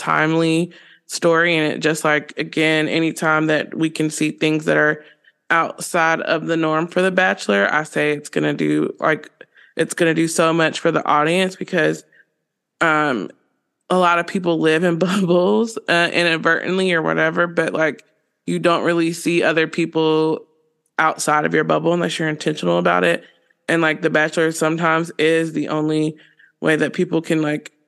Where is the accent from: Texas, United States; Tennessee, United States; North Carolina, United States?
North Carolina, United States; I'm from North Carolina, so I'm from the South